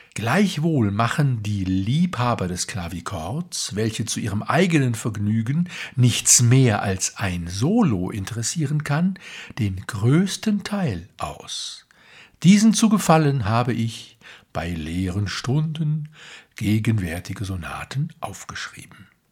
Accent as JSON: {"language": "German", "town": "Duisburg", "region": "North Rhine-Westphalia", "country": "Germany", "tie": "born or raised there", "moved": "as an adult", "lives_now": "Munich, Germany", "said": "ich dort aufgewachsen bin, also nicht im Hafen, aber nur wenige Kilometer davon entfernt und für die wunderbaren Rheinauen in meinem Geburtsort Walsum, das heute den nördlichsten Stadtteil Duisburgs bildet, hatte ich, solange ich dort wohnte, also bis zu meinem 18. Lebensjahr"}